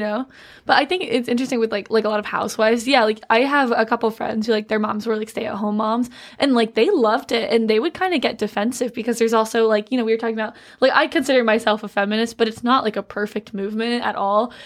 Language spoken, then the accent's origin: English; Georgia, United States; I'm from Georgia